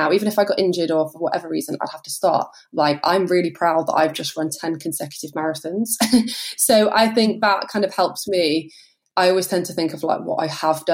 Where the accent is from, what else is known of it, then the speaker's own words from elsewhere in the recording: Oswestry, West Midlands, United Kingdom; my hometown in Oswestry